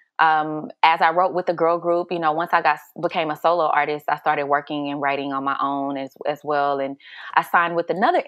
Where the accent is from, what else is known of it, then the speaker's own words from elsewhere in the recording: Houston, Texas, United States; I'm originally from Houston, Texas.